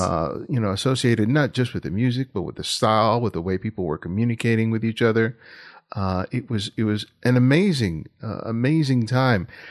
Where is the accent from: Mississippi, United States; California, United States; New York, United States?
California, United States; Los Angeles; I grew up here in South Los Angeles